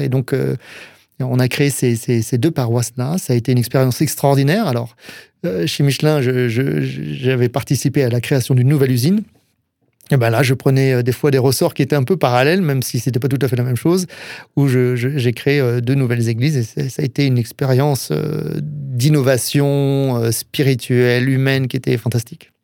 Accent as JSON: {"language": "French", "area": "Alsace", "region": "Grand Est", "country": "France", "also_born_or_lived": "Touraine", "moved": "yes", "said": "en tant qu'Alsacien"}